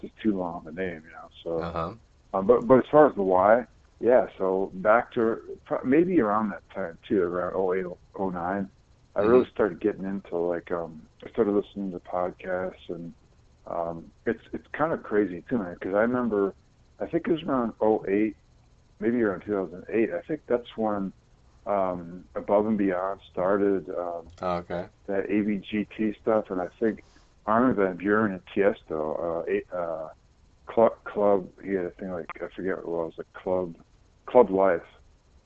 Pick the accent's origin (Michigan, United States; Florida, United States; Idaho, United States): Michigan, United States; moved away as an adult; now in San Francisco, United States; I'm from Michigan originally, but I've been living here inside of San Francisco since like 2010.